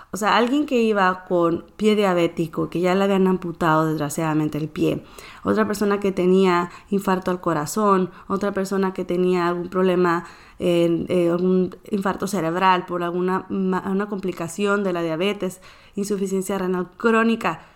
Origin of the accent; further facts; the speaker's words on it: northern Mexico, Mexico; soy mexicana, soy nacida en el norte, sigo viviendo en el norte del país de México